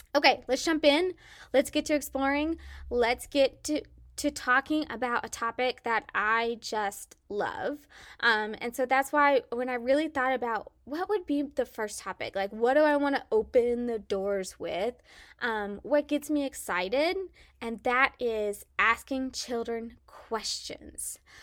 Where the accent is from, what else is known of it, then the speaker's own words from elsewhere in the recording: Salina, Kansas, United States; accent: southern twang; moved away as an adult; also born or lived in Mississippi; born and raised in Salina, Kansas